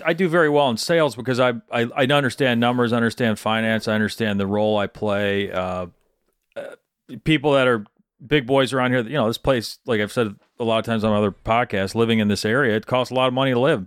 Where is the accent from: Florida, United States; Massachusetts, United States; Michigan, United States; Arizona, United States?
Michigan, United States; Where I grew up in Middle Michigan, it was, it was all Dell Chemical